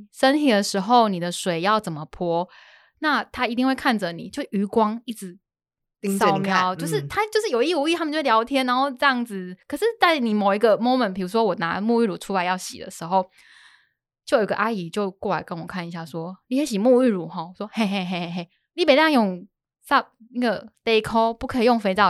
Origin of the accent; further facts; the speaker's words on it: Jinshan, New Taipei, Taiwan; born there; 这个就是我刚刚说的澡港边澡堂就没有那么有拘束，这是我我出生的地方。